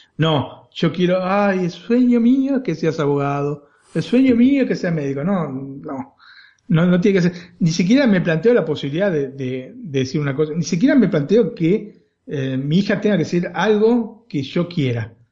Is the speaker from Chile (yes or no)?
no; Argentina; now in Italy